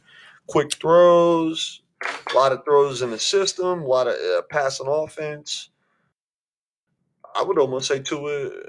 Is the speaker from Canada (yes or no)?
no; East Coast, United States; moved away; I was born and raised on the East Coast. I came out here and I became a Chief.